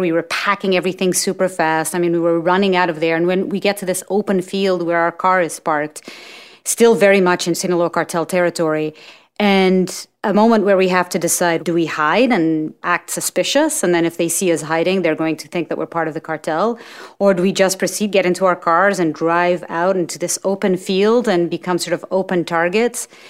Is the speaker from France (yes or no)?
no; Portugal; moved away as an adult; also born or lived in New York; I'm from Portugal. And when I graduated school in Portugal